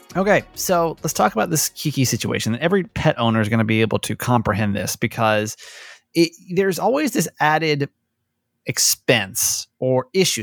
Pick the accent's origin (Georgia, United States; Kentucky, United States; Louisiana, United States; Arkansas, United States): Georgia, United States; growing up in Georgia